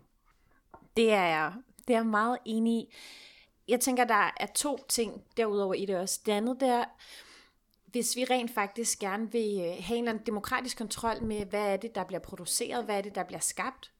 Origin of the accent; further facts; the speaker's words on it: Copenhagen, Capital Region of Denmark, Denmark; er jeg selv fra Sydhavn, bor på Vesterbro